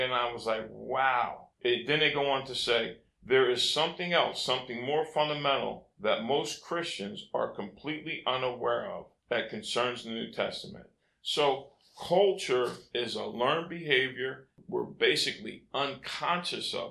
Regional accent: United States; first language English; I'm an American. I grew up in America, and I speak English

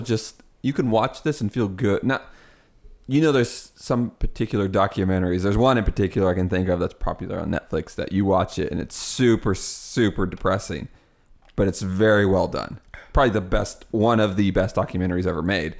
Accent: Midwest, United States; Because I'm from the Midwest and we have a lot of corn

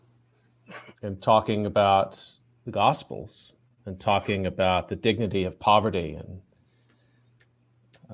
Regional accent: Arlington, Texas, United States; When I was a kid growing up in Arlington, Texas

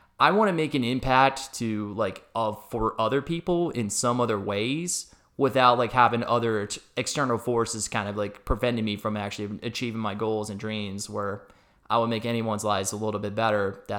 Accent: Scottsdale, Arizona, United States; I was a Scottsdale native. I was born and raised in Arizona before, you know, the whole expansion thing kind of happened back in the late 90s.

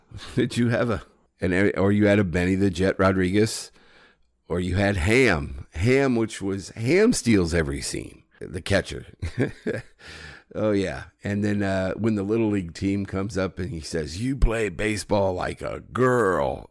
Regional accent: Iowa, United States; moved away as an adult; That's home.

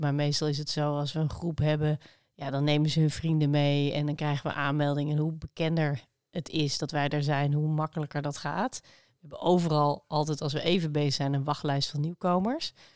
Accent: Zutphen, Gelderland, Netherlands; moved away as an adult; also born or lived in Amsterdam; ik ben in Zutphen opgegroeid en ik heb eh, iets van twaalf jaar in uh, Amsterdam omgeving gewoond.

